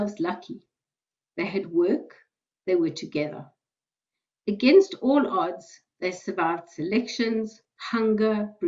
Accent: South Africa; moved away as an adult; now in Australia; I was born in South Africa and I emigrated to Australia in 1991, where I live with my husband

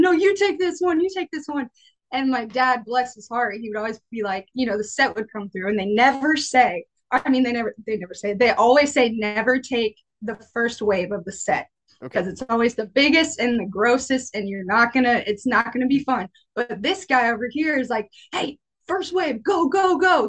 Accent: New Smyrna Beach, Florida, United States; I was born and raised pretty much in New Smyrna Beach, Florida uh, lived here my whole life

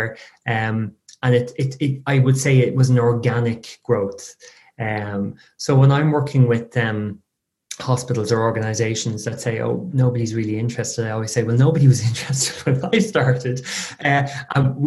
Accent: Ireland; I tend to waffle on being very Irish.

